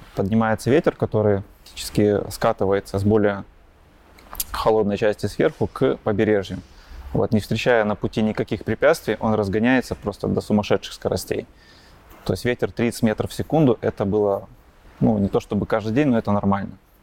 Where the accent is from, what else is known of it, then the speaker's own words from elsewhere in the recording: Grodno, Grodno Region, Belarus; родился я в Гродно, а, учился, ну, как и многие до 9 класса в обычной школе